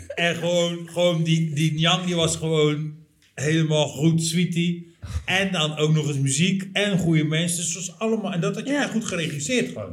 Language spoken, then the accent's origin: Dutch; Rotterdam, South Holland, Netherlands; wij zijn natuurlijk als stad, als Rotterdammers